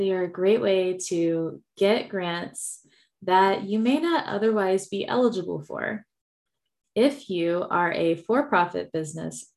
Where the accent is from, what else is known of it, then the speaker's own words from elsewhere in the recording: Texas, United States; I am from Texas, so you will hear y'all